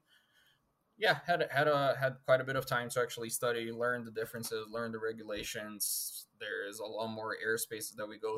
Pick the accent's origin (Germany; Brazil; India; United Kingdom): Brazil; moved away as an adult; now in United States; I'm originally from Brazil. So I got all my flight training done down there. And when I moved up here to the United States